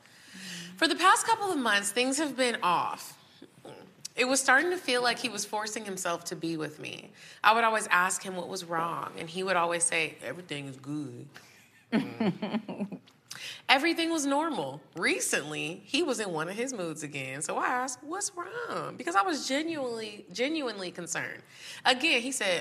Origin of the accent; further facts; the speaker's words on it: Texas, United States; I'm from Texas